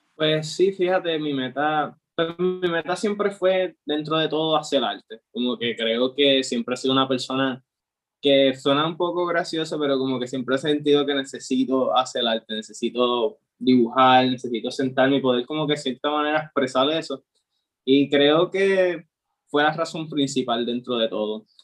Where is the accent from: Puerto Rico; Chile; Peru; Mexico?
Puerto Rico; Aguadilla; yo como tal soy de Aguadilla, ha sido toda mi vida de Aguadilla